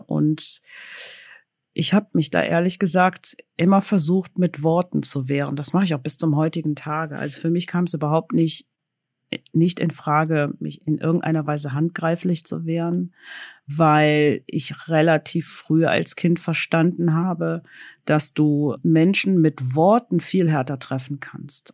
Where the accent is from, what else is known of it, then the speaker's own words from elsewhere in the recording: Cologne, North Rhine-Westphalia, Germany; Ich bin in Köln geboren